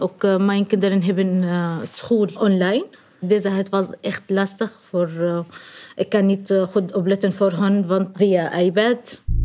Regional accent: Syria; Dutch is a second language; moved away as an adult; now in Leiden, Netherlands; ik kom uit Syrië.

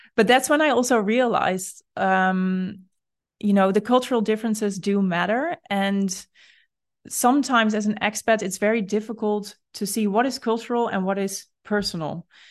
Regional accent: Netherlands; you and I are both Dutch

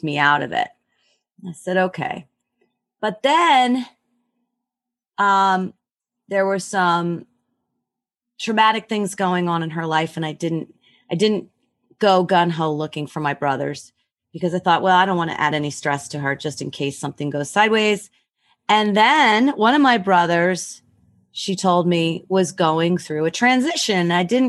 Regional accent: Rochester, United States; born there; And no, I knew I was born in Rochester, and I did all this research.

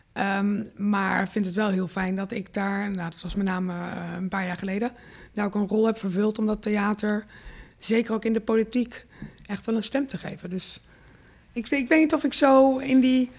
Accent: Rotterdam, South Holland, Netherlands; ik natuurlijk echt wel mezelf neer ook zet eh, terecht als een Rotterdamse.

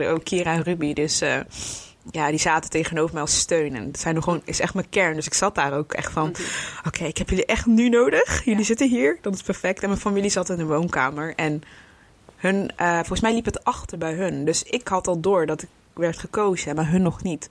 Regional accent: Breda, North Brabant, Netherlands; Ik kom uit Breda.

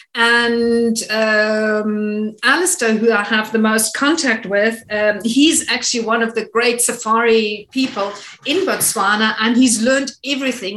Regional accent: Namibia; it is my home country

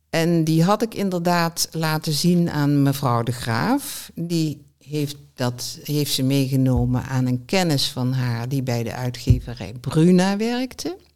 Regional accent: southern Netherlands, Netherlands; accent: zachte G; die stoorde zich dus niet aan mijn zachte G, dus dat viel wel mee. Nou, het valt nog steeds op.

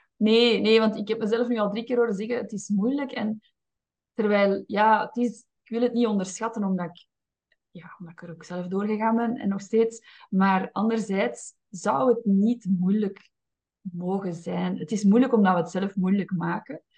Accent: Flanders, Belgium; zeker als Vlaming. Ik ben opgevoed als een, als een braaf Vlaams meisje

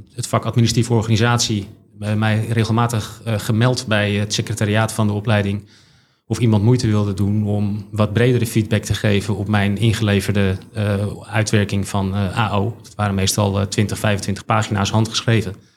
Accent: Haarlem, North Holland, Netherlands; ik ben geboren en getogen in Haarlem

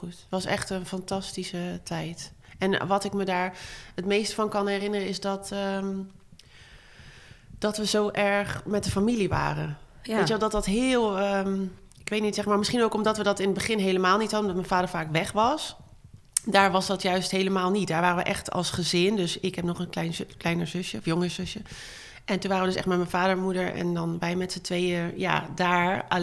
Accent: Breda, North Brabant, Netherlands; born there; Ik ben ehm, geboren in Breda, maar daar hebben we nooit gewoond. Dus ehm, ik ben daar alleen maar geboren.

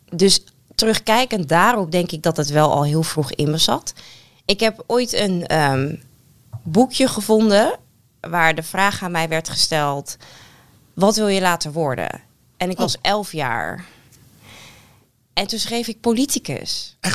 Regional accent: Netherlands; En dan merk je gewoon wel echt van, ja, ik kom uit Nederland. Ik heb nu eenmaal bepaalde dingen meegekregen.

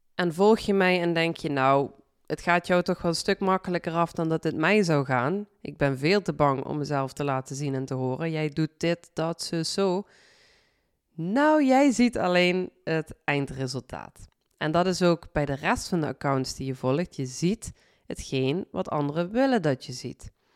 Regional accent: Limburg, Netherlands; accent: Limburgs; mijn Limburgs accent

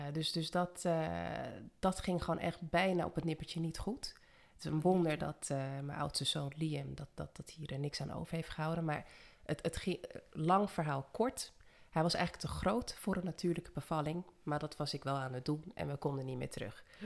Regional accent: Almere, Flevoland, Netherlands; also born or lived in Suriname / Amsterdam; Ik eh, ben ook in Suriname geboren. En toen bijna vier was naar Nederland gekomen. Een jaartje in de Bijlmer gewoond in Amsterdam. En daarna opgegroeid in Almere.

